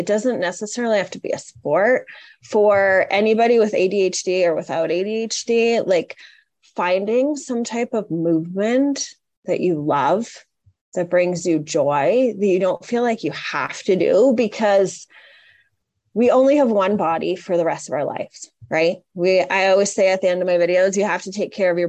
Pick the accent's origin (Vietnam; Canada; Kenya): Canada; I grew up in Canada